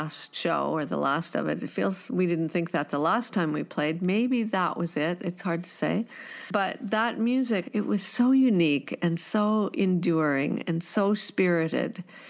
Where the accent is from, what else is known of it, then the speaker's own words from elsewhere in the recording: San Rafael, California, United States; now in Bowen Island, Canada; growing up in the San Francisco Bay Area was pretty heady